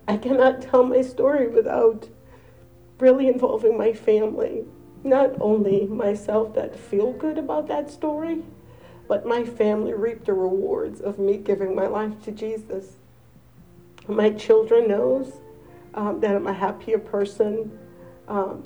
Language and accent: English; Angola; now in United States; I am not from here. I'm from Angola.